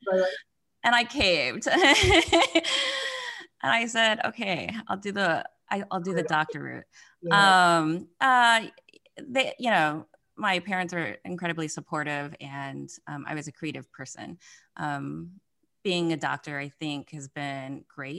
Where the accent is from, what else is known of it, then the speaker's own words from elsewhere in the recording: Mississippi, United States; I'm from Mississippi, so born and raised in Mississippi, which is the poorest state in the United States